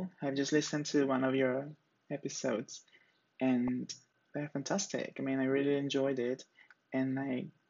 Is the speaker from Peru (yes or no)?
yes; Peru; English is a second language; now in Brazil; English is not my first language, as you may have noticed. And I am from, well, I live in Brazil, but I am from Peru.